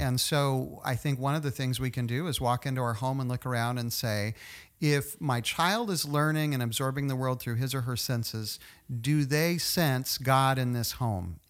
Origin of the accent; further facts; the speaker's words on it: Tulsa, Oklahoma, United States; moved away; also born or lived in Virginia / College Station, Texas; I grew up in Tulsa